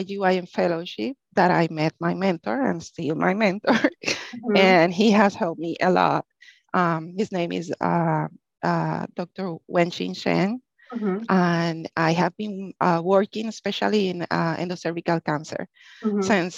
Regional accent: Puerto Rico; English is a second language; moved away as an adult; now in Texas, United States; I grew up in Puerto Rico

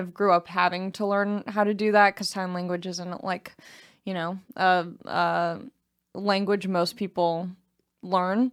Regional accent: United States; as an American

